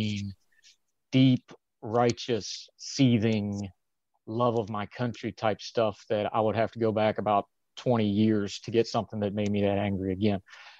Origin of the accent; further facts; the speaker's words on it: West Virginia, United States; accent: West Virginia; also born or lived in Europe; My accent has changed a bit, but that's the accent. It's West Virginia. If I go home for 2 days and go to Walmart two or three times, we're back to hollers and hills and yonders